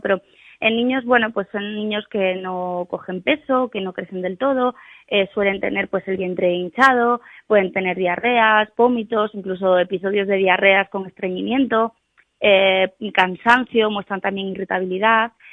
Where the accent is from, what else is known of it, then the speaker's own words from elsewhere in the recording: Cangas del Narcea, Asturias, Spain; el lugar de España que tiene pues una mayor tasa de celíacos diagnosticados, que además es mi pueblo también.